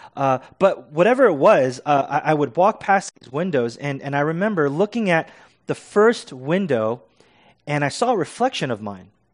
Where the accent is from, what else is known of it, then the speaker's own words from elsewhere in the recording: United States; As American Christians